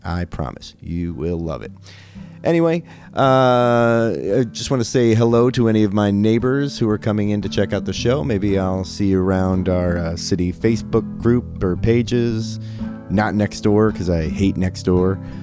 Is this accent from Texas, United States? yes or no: no; Liberty, Ohio, United States; I'm from Liberty